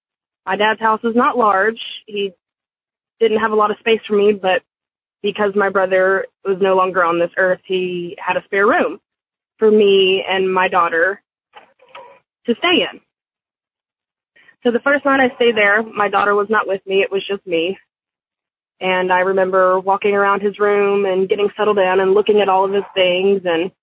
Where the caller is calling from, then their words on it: Dallas, Texas, United States; I'm calling from Dallas, Texas.